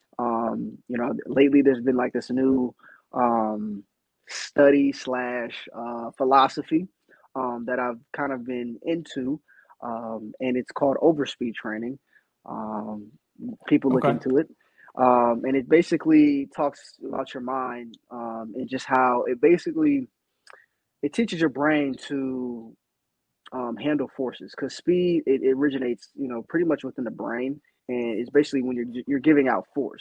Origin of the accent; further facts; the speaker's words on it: Northeast Ohio, United States; moved away as an adult; now in Chicago, United States; I'm from Northeast Ohio